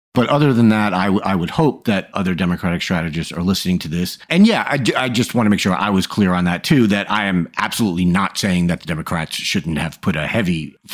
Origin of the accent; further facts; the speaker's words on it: Long Island, New York, United States; I'm from Long Island, and Long Island couldn't be any Trumpier.